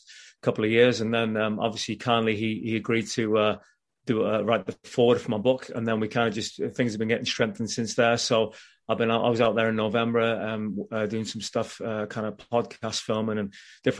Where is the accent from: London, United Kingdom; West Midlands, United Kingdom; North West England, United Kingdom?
North West England, United Kingdom; Liverpool; moved away; I'm from Liverpool originally in England, and I was at school, and we put this boy band together at school